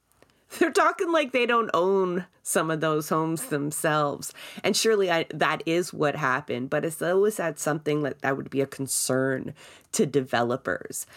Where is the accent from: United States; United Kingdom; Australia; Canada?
Canada; Toronto, Ontario; I grew up in Scarborough as well